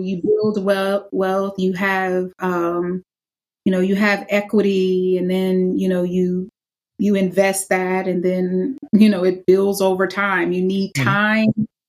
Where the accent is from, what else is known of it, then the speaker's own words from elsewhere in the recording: the South, United States; I'm from the South